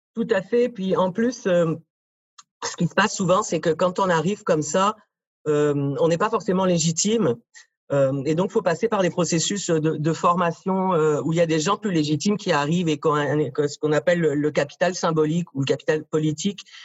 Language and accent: French; France; accent: French (France); moved away as an adult; now in Montreal, Canada; Je suis né en France, ça s'entend dans mon accent